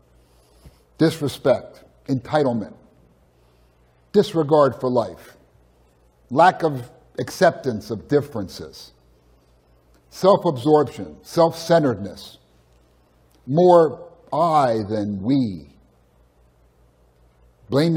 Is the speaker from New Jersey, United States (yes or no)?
yes; Edison, New Jersey, United States; moved away; I grew up in Edison, which isn't too far away